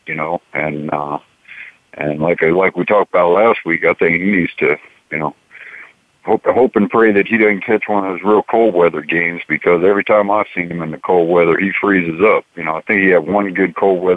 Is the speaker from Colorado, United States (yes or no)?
yes; Colorado, United States; moved away; I'm from Colorado originally.